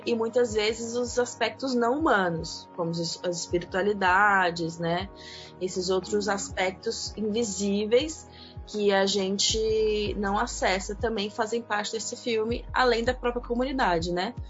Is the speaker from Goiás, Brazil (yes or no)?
yes; Goiânia, Goiás, Brazil; moved away; also born or lived in Niterói, Rio de Janeiro; vocês vão perceber pelo sotaque, eu sou de Goiânia, Goiás